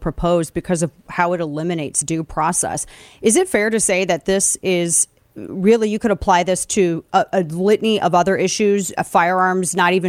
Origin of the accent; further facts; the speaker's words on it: Missouri, United States; my home state, Missouri